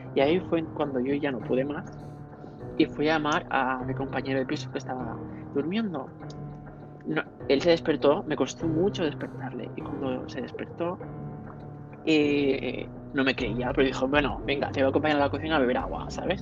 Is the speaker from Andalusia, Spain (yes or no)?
no; Catalonia, Spain; soy catalán